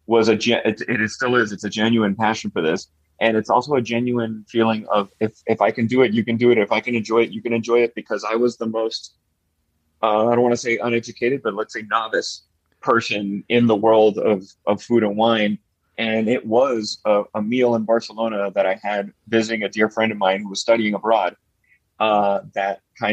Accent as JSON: {"language": "English", "town": "Miami", "region": "Florida", "country": "United States", "tie": "born or raised there", "said": "I was born and raised in Miami, Florida"}